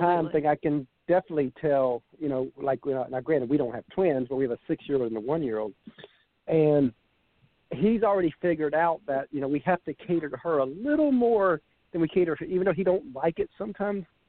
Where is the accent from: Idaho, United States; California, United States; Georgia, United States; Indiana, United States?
Georgia, United States; Savannah; we're from Savannah, Georgia